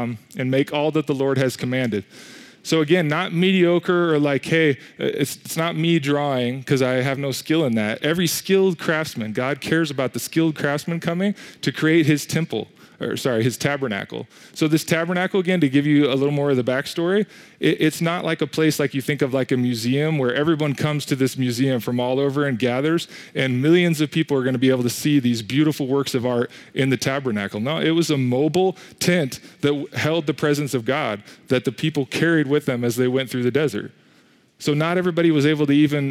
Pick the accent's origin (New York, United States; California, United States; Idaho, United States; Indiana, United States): Idaho, United States; Coeur d'Alene; moved away; I come from Coeur d'Alene